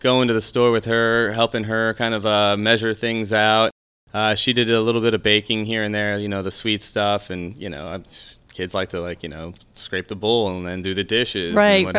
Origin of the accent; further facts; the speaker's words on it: Cleveland, Ohio, United States; I was born in Cleveland, Ohio